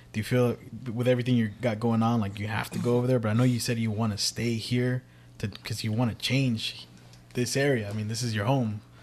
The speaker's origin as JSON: {"language": "English", "town": "Richmond", "region": "California", "country": "United States", "tie": "born or raised there", "said": "I grew up in Central from when I was first born to my teenage"}